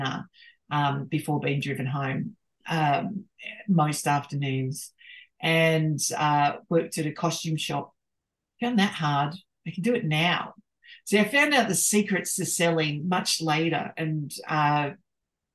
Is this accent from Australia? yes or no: yes; Australia